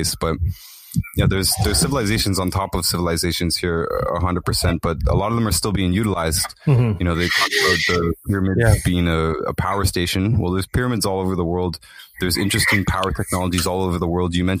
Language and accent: English; Toronto, Ontario, Canada; I filmed what I thought was a pyramid in my hometown, in East Toronto